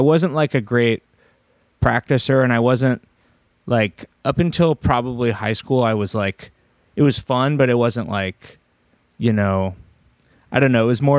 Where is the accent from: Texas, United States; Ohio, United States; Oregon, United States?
Oregon, United States; Portland; Yeah, I grew up in Southwest, so okay. This is at Riverdale grade school.